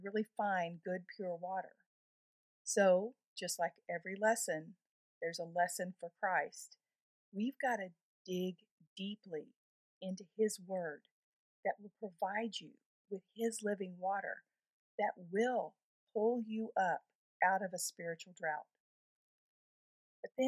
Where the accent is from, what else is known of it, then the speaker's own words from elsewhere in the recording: Texas, United States; here in my home state of Texas